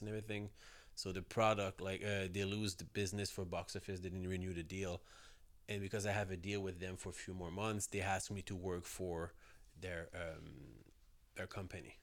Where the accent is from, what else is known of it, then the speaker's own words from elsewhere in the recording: south shore of Montreal, Quebec, Canada; I grew up outside Montreal, like, uh, s, uh, on the so, south shore of Montreal.